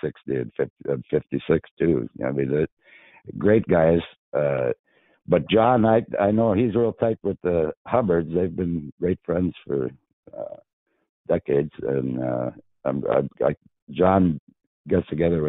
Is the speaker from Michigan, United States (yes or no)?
no; Eveleth, Minnesota, United States; Eveleth is a unique town with a great hockey history, so growing up here was really fun